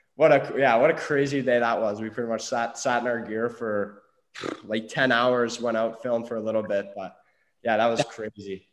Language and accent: English; Peterborough, Ontario, Canada; going into Peterborough, which was, uh, totally unexpected going back to my hometown